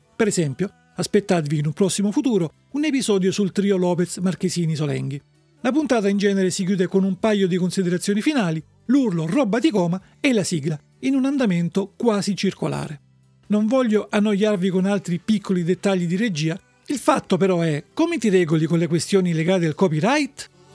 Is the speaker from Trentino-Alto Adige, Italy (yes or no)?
no; Salento, Apulia, Italy; Dalle mie parti, nel Salento, i giovani dicono, o forse dicevano, roba di coma